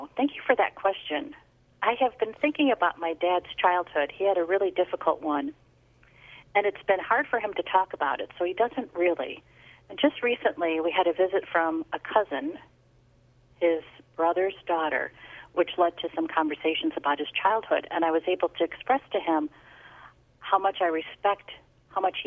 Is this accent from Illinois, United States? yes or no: yes; Chicago, Illinois, United States; also born or lived in New Jersey; I'm born and bred Chicago, lived in New Jersey for a short period of time